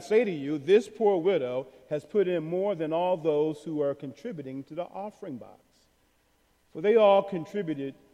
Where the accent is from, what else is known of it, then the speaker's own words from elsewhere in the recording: United States; especially as American Christians